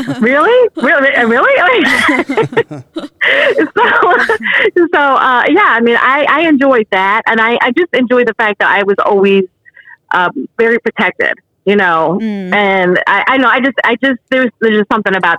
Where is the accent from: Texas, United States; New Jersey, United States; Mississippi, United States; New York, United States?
New Jersey, United States; moved away as an adult; also born or lived in Illinois; I'm originally from New Jersey. I was born and raised in New Jersey.